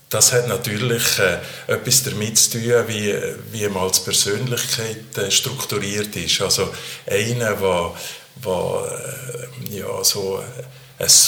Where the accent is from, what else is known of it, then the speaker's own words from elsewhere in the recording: Valais, Switzerland; Eigentlich hätten man ja als Walliser in eine katholische Universität, das kann eigentlich nicht wählen